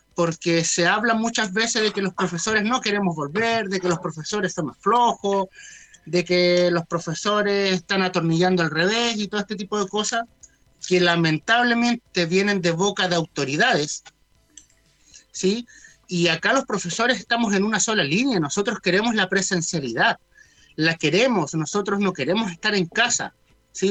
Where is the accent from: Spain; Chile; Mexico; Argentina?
Chile; nosotros debemos sentirnos orgullosos como chilenos